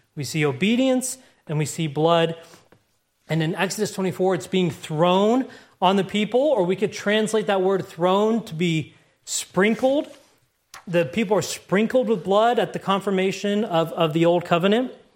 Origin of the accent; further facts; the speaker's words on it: United States; the America I grew up